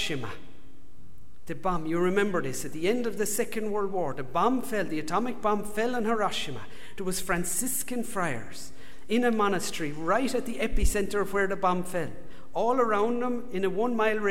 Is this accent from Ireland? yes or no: yes; Ireland; accent: Irish; moved away; If you haven't told from my accent, if you've worked it out, I'm from Ireland